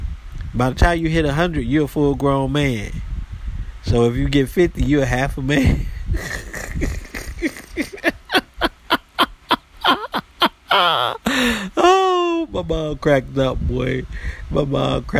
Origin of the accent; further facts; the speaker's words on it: United States; I am American